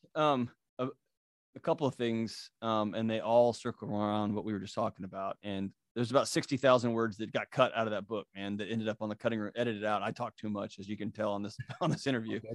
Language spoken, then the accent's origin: English; Texas, United States; I grew up in Texas